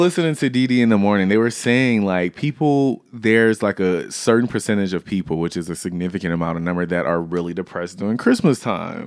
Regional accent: the South, United States; I was raised in the South, always lived in the South

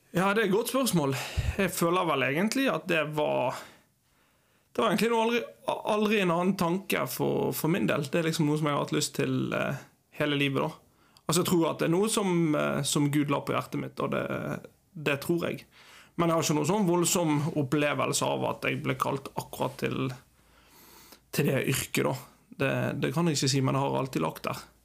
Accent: Bergen, Vestland, Norway; moved away as an adult; also born or lived in Eastern Norway / Uganda; now in Kviteseid, Norway; Jeg er ja, født og oppvokst i Bergen.

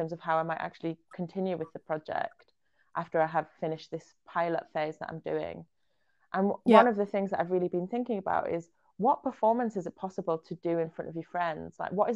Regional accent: Israel; I was born in Israel

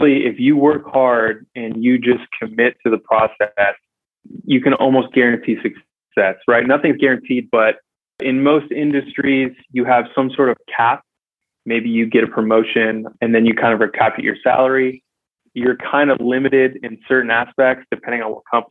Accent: West Michigan, United States; now in San Diego, United States; I grew up in West Michigan

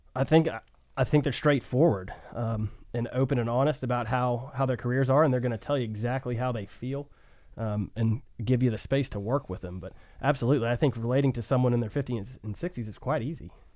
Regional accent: Chattanooga, Tennessee, United States; I'm an American and I'm a Chattanoogan

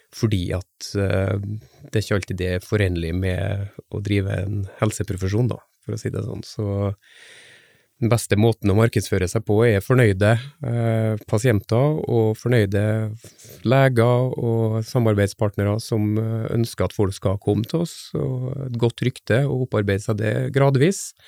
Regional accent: Frei, Møre og Romsdal, Norway; also born or lived in Oslo / Trondheim; now in Stord, Norway; nordmøring uh, fra Frei utenfor Kristiansund

